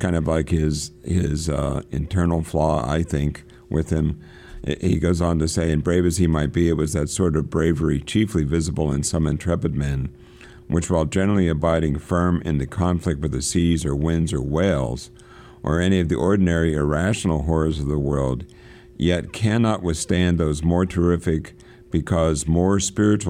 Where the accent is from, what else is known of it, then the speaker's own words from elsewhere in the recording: Pennsylvania, United States; I'm from Pennsylvania